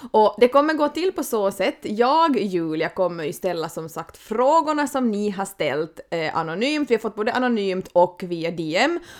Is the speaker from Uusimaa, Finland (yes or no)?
no; Vasa, Ostrobothnia, Finland; Det är skönt att vara hemma i Österbotten